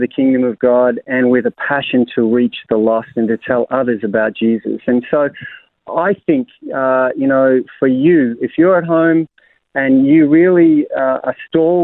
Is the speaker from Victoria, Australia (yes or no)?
yes; Melbourne, Victoria, Australia; I grew up in Melbourne